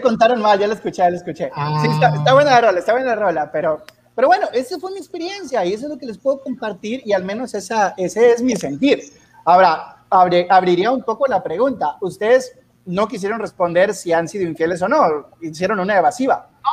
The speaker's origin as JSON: {"language": "Spanish", "town": "Sabinas", "region": "Coahuila", "country": "Mexico", "tie": "born or raised there", "said": "cuando regresé a Sabinas, Coahuila, de donde soy originario"}